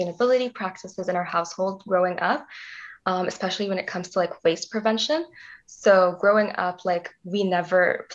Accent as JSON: {"language": "English", "region": "Dubai", "country": "United Arab Emirates", "tie": "born or raised there", "also_born_or_lived": "Canada", "moved": "yes", "lives_now": "Waterloo, Canada", "said": "I was born in Dubai, and that's where I grew up until my parents decided to move to Canada in 2009"}